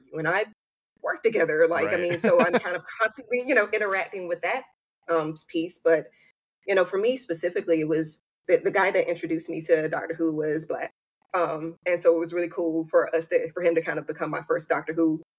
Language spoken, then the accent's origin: English; mid-Atlantic East Coast, United States; I'm a mid-Atlantic, you know, East Coast girl. So I've been in the Carolinas and Virginia my whole life.